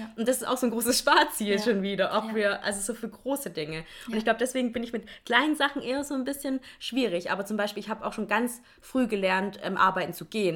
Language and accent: German; Swabia, Baden-Württemberg, Germany; ich komme ja auch aus dem Schwabenland